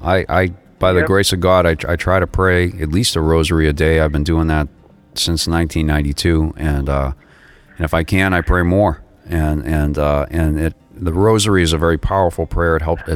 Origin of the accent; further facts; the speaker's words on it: United States; also born or lived in Florida / Massachusetts; I'm an American